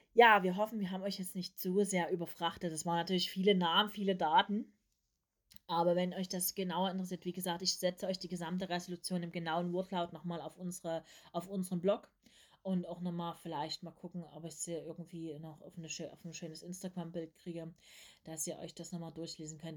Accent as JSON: {"language": "German", "region": "East Germany", "country": "Germany", "tie": "born or raised there", "said": "Ich bin ja nur noch, nur noch in den letzten Zügen die DDR mitbekommen, weil ich am ähm, 1989 geboren bin."}